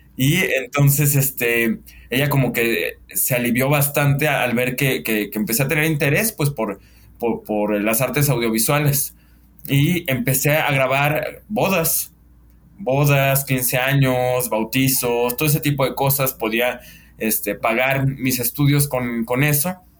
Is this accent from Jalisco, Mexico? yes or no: yes; Guadalajara, Jalisco, Mexico; somos tapatíos